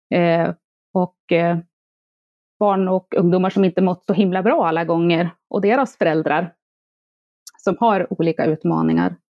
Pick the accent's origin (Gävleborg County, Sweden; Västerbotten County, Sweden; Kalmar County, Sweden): Gävleborg County, Sweden; Järvsö; moved away; also born or lived in Stockholm; jag är född och uppvuxen i Järvsö